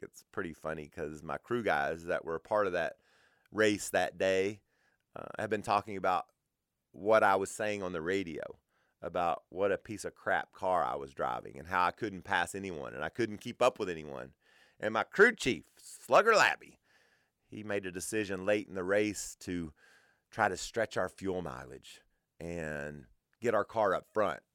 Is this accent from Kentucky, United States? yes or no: yes; Kentucky, United States; I grew up in Kentucky. And as a kid in Kentucky